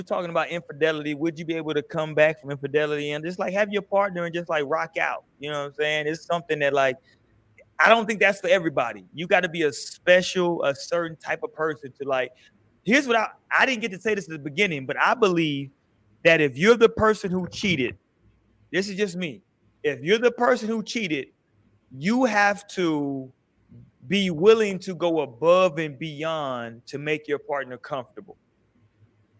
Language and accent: English; Houston, Texas, United States; I grew up in Houston, and we grew up putting Skittles in our lean